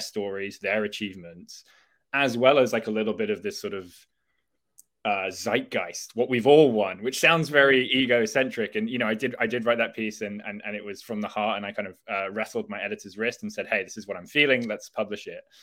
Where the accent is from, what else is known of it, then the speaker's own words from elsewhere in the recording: England, United Kingdom; as an English person